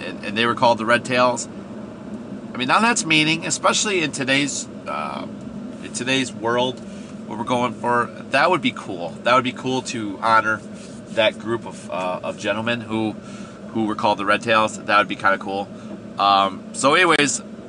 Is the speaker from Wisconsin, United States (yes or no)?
yes; Wisconsin, United States; I grew up in Wisconsin